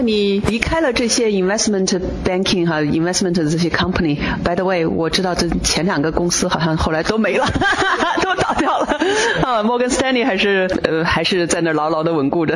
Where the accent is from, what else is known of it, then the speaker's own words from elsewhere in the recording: northern China, China; moved away as an adult; now in United States; 因为我是北方人